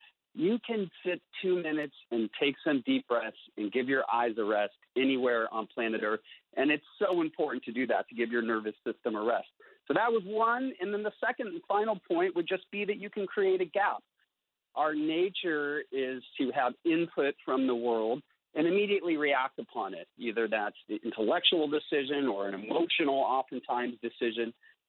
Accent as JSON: {"language": "English", "country": "India", "tie": "born or raised there", "also_born_or_lived": "San Francisco, United States", "said": "I was born in San Francisco. But at that point, we were living in the high Himalayas of northern India, and actually ended up having my 5th and 7th birthdays there"}